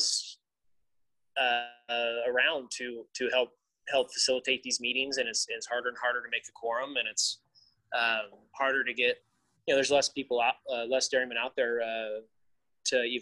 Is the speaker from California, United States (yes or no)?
yes; the Valley, California, United States; I'm from the Valley